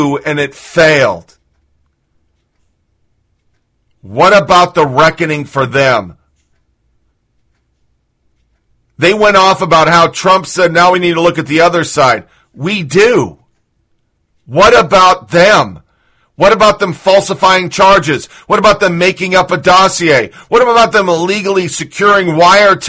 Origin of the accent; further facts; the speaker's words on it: United States; as American, a person who's fucking defended this country